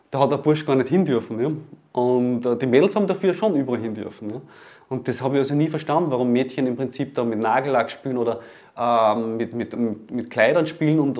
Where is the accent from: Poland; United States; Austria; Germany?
Austria; Leonding, Upper Austria; Ich komme aus Leonding